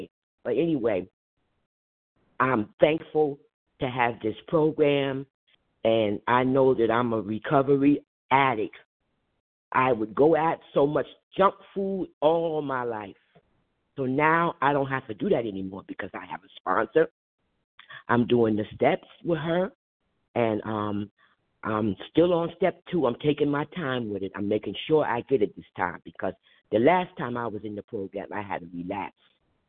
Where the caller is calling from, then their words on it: New Jersey, United States; I'm from New Jersey